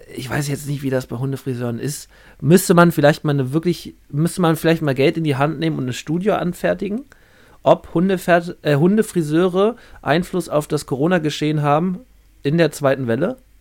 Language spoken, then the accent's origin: German; Berlin, Germany; wir kommen beide aus Berlin